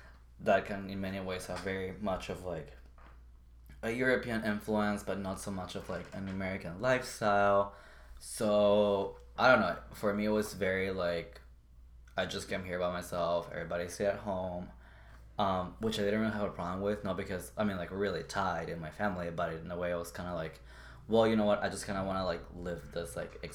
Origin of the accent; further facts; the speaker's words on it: Lima, Peru; English is a second language; moved away as an adult; now in Minneapolis, United States; I was born in Peru, grew up there. And then I came to Minneapolis, Minnesota in 2016 for college as an undergraduate student.